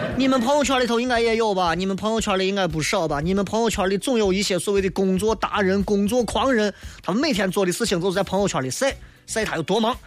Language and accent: Chinese; Xi'an, Shaanxi, China; 就是你像我作为一个西安人，我在这里待了这么长时间， 啊， 我在西安住了这三十多年